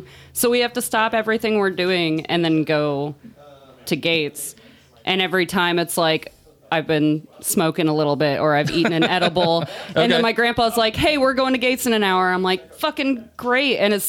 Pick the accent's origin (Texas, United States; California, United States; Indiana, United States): Texas, United States; now in Kansas City, United States; So, you know, I grew up in Texas.